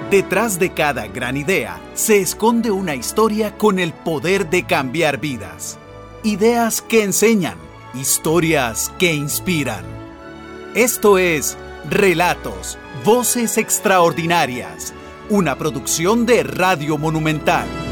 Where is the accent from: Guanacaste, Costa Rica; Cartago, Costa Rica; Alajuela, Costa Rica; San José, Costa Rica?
Alajuela, Costa Rica; Yo nací en, en el barrio del Carmen de Alajuela.